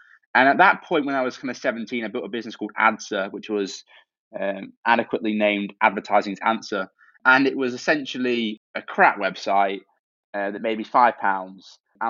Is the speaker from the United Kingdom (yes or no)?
yes; Cambridge, East of England, United Kingdom; Every time I say I'm from Cambridge, people are like, oh, you must be.